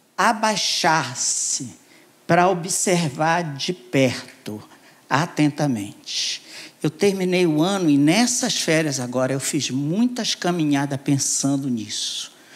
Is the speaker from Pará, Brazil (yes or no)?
yes; Pará, Brazil; Pará, que eu nasci no Pará